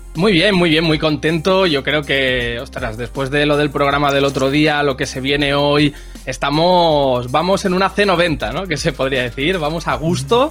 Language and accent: Spanish; Barcelona, Catalonia, Spain; yo soy del Forpi, que es un barrio del centro de Barcelona